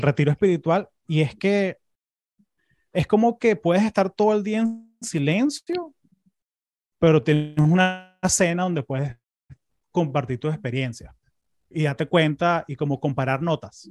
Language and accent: Spanish; Caracas, Capital District, Venezuela; now in United States; yo me acuerdo cuando era chamo en Caracas